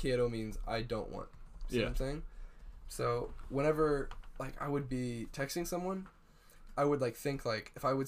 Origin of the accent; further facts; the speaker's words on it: United States; they know I'm American